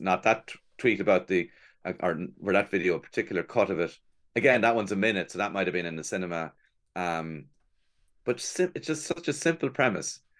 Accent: Cork, Munster, Ireland; moved away as an adult; now in Dublin, Ireland; I'm from Cork

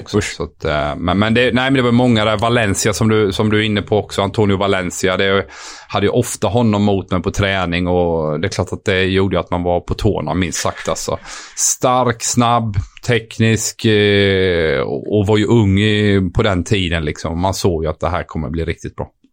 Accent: Sweden; moved away as an adult; som svensk kille

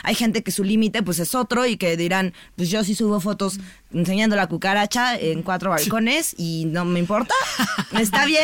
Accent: Mexico; Está bien, somos mexicanas

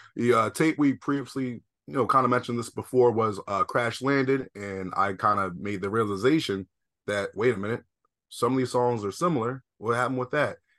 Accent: East Coast, United States; I'm from the East Coast

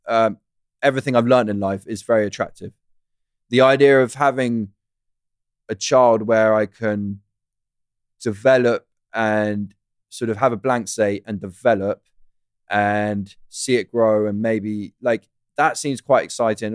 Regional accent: United Kingdom; I'm British.

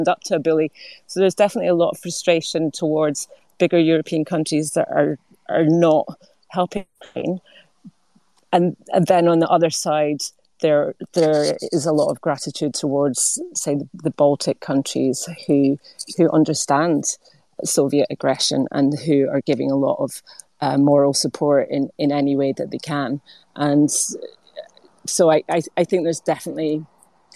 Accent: United Kingdom; we were British

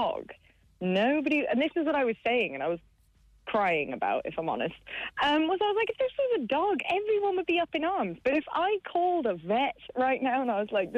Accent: Kilkenny, Leinster, Ireland; I grew up in Kilkenny, and I was underage in Langton's, as everyone was back in the day

